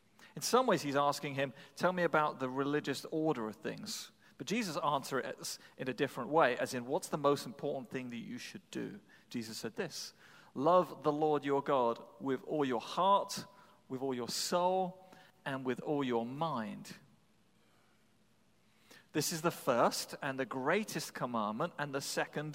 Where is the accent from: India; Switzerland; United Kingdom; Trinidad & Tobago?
United Kingdom; England; now in New England, United States; I come from England